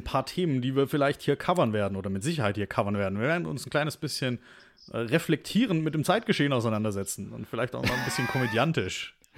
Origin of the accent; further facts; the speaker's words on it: Stuttgart, Baden-Württemberg, Germany; accent: Swabian; Wir sind nämlich beide geboren und aufgewachsen in Stuttgart